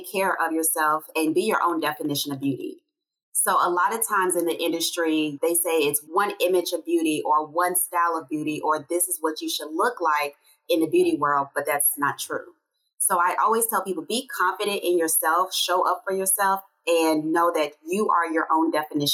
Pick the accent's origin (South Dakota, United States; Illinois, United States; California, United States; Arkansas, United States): Arkansas, United States; Little Rock; now in Georgia, United States; growing up in Little Rock, Arkansas